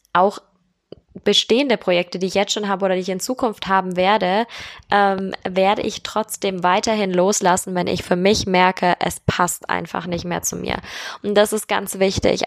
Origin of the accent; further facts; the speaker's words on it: Germany; Bei uns in Deutschland